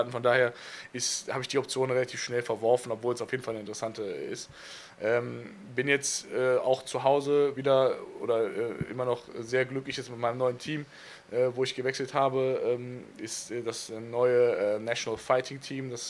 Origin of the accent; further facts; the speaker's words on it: Cologne, North Rhine-Westphalia, Germany; Ich bin Kölner, so, ich ja. Äh, ne, komme da so oft vorbei, wie ich kann. So. Einfach auch, weil ich da mein, mein Herz habe so, und äh, bin gerne da.